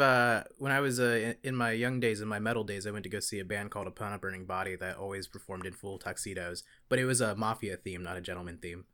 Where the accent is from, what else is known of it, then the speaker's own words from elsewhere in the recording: Gilbert, South Carolina, United States; from my hometown of Gilbert, South Carolina